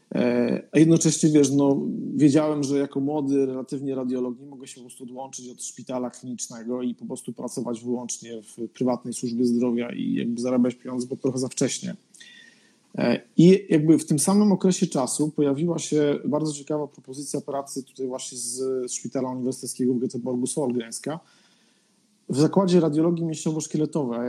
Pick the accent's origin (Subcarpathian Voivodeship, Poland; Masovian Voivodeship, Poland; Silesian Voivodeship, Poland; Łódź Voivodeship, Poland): Subcarpathian Voivodeship, Poland; Podkarpacie; moved away as an adult; also born or lived in Warsaw, Poland; now in Sweden; ja nie jestem z Warszawy, jestem z Podkarpacia